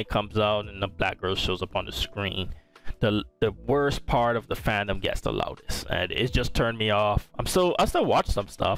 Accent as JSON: {"language": "English", "country": "Barbados", "tie": "born or raised there", "moved": "yes", "lives_now": "United States", "said": "living in the US, even though I was born in Barbados and raised"}